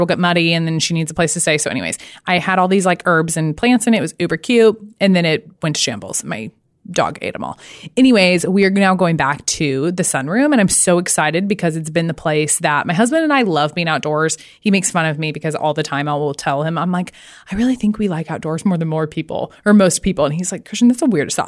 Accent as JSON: {"language": "English", "region": "Arkansas", "country": "United States", "said": "I'm from Arkansas"}